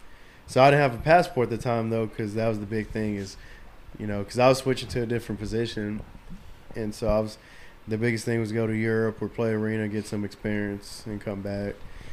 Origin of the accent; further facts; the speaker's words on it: Odessa, Texas, United States; So I pretty much grew up in a cruiser and grew up with the football. I'm from Odessa. I played at Permian.